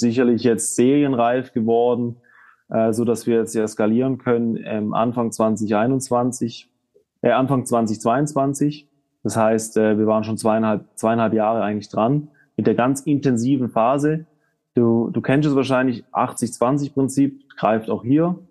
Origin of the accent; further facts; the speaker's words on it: Southern Germany, Germany; now in Switzerland; Wir kommen aus, äh, aus Süddeutschland